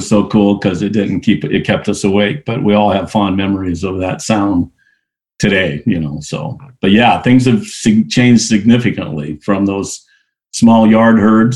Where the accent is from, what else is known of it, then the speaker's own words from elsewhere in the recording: Iowa, United States; I was raised in Iowa, came from a farming family